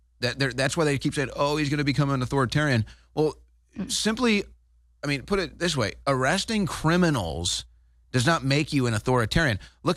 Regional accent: St. Louis, Missouri, United States; now in Texas, United States; I know Missouri. I'm from St. Louis.

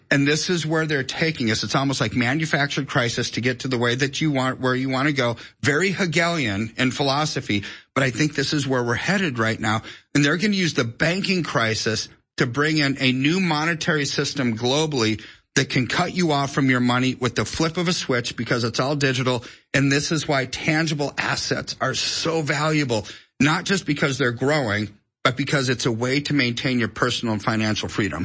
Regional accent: United States; I'm an American

